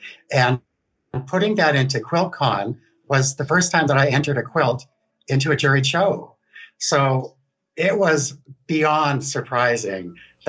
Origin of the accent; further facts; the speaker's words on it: Victoria, British Columbia, Canada; also born or lived in Newfoundland; now in Toronto, Canada; So right now I live in Toronto, Ontario, Canada. I was born in Newfoundland, which is the east coast of Canada. Yes. I was brought up in Victoria, which is the west coast of Canada. And now I live kind of in the middle in Toronto.